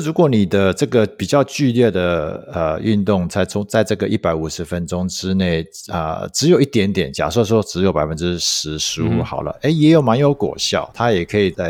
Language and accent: Chinese; United States; now in Taiwan; 我也不是说从小就在美国，虽然在美国长大